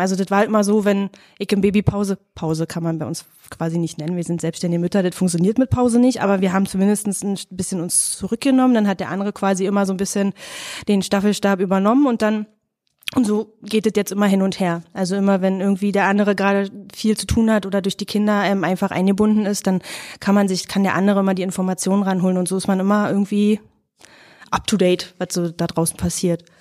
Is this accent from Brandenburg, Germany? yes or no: yes; Fläming, Brandenburg, Germany; moved away; wir sind im Fleming groß geworden